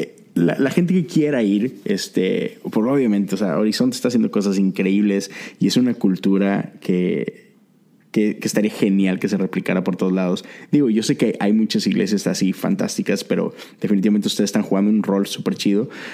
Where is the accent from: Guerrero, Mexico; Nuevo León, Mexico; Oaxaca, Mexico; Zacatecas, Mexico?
Nuevo León, Mexico; Monterrey; moved away as an adult; now in Houston, United States; yo soy de Monterrey, pero tengo ya nueve años acá en Estados Unidos.